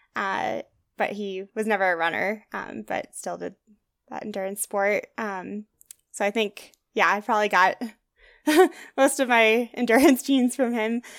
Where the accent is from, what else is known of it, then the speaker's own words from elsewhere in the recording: Wisconsin, United States; moved away as an adult; now in Leadville, United States; I grew up in Wisconsin